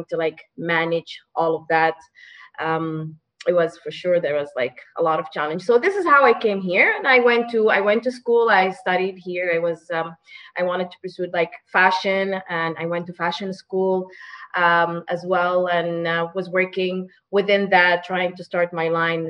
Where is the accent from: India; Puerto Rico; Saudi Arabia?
Saudi Arabia; English is a second language; moved away as an adult; also born or lived in Sudan / Egypt; now in Toronto, Canada; I didn't grow up in Sudan. I actually grew up in the Middle East. So I grew up in Saudi Arabia.